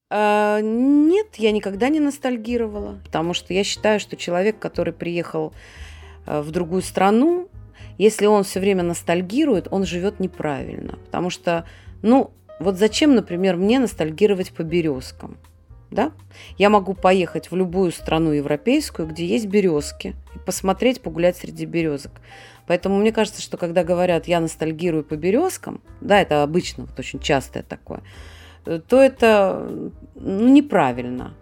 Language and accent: Russian; Saint Petersburg, Russia; moved away as an adult; now in Israel; я родилась, я коренная ленинградка